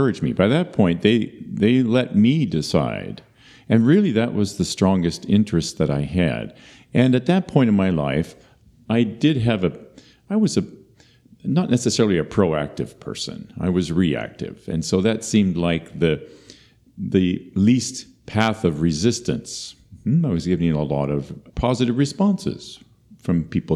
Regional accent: Marshfield, Wisconsin, United States; I was born in 1959 in Marshfield, Wisconsin, the last of four children, to a pastor

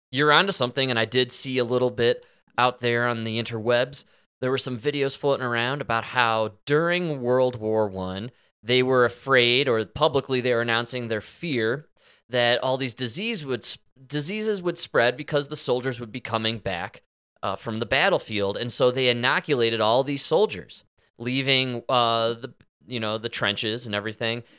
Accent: Chicago, Illinois, United States; growing up in Chicago, in the suburbs

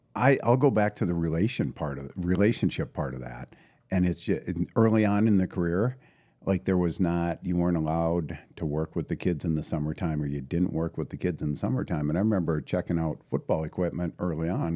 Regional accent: International Falls, Minnesota, United States; also born or lived in St. Cloud; born and raised in International Falls, uh, proud Bronco

